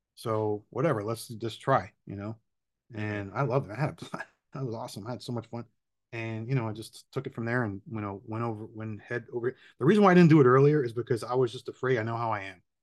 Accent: Miami, Florida, United States; I'm born and raised in Miami, still here.

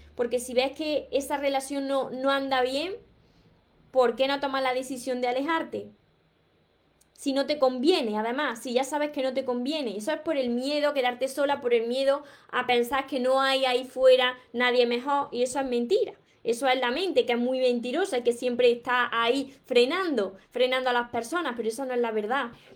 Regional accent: Córdoba, Andalusia, Spain; soy de Córdoba, por mi acento

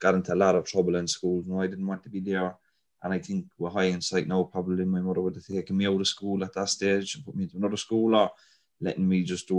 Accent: Cork, Munster, Ireland; also born or lived in Dublin / Hollyhill, Cork; when I was a baby, we moved to Knocknaheeny in 1986.

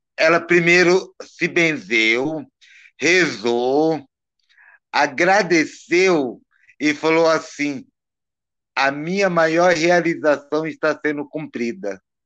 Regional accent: Brazil; now in Campinas, Brazil; somos brasileiros

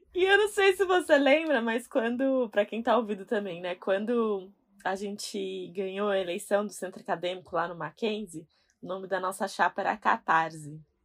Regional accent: São Paulo, Brazil; eu sou da Zona Leste e eu moro com a minha mãe

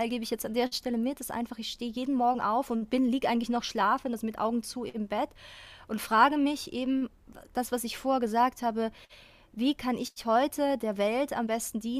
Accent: Austria; es ist auch meine, meine Heimat Österreich

